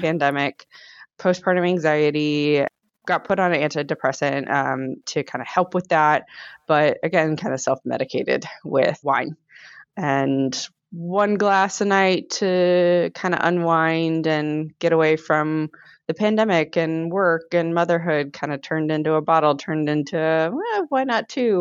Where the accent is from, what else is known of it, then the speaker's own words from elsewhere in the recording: Virginia, United States; moved away as an adult; also born or lived in Iowa / Oklahoma; I'm originally from Virginia. I moved to Iowa